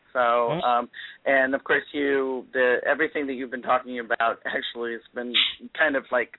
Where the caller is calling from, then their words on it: Virginia, United States; I'm just south of Washington, D.C. I'm in Virginia.